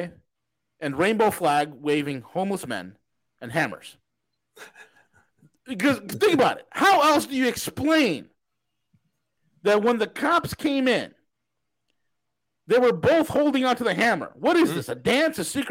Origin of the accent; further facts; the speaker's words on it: New York, United States; being from New York, I talk with my hands